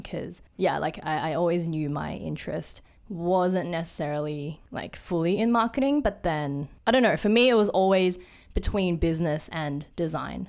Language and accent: English; Sydney, New South Wales, Australia; moved away as an adult; now in Hong Kong; I was born in Sydney, um, and then I moved to Hong Kong when I was a little kid, f, I think from two to about ten years old